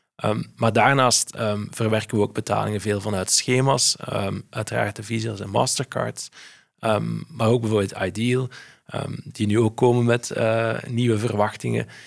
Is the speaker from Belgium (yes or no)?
yes; Flanders, Belgium; ik zeg handelaar als Belg, als Vlaming